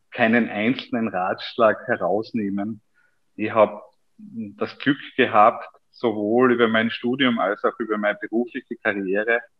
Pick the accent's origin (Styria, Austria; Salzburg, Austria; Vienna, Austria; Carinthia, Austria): Styria, Austria; ich komme aus der Obersteiermark und es ist halt dann schon ganz was Besonderes